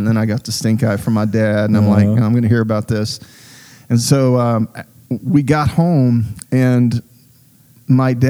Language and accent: English; Southeast Texas, United States; When I was a child growing up in Southeast Texas